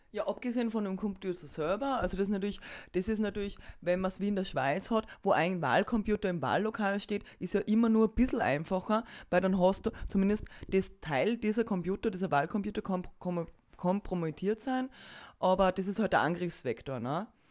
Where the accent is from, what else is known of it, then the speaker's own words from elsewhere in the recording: Austria; bei uns in Österreich